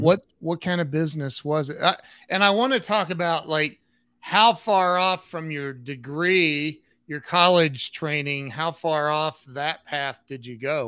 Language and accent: English; Northwest Ohio, United States; also born or lived in Dublin, Ohio / Columbus / Las Vegas; I was born and raised in Northwest Ohio